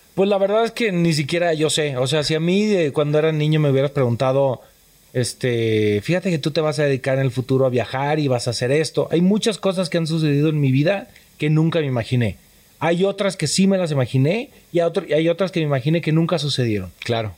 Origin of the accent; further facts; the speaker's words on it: Tepatitlán de Morelos, Jalisco, Mexico; moved away as an adult; nací en Tepatitlán de Morelos, Jalisco